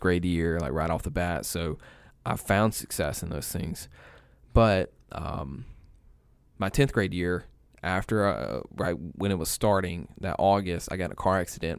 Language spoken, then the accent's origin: English; East Alabama, United States; moved away as an adult; now in Carrollton, United States; I grew up in East Alabama.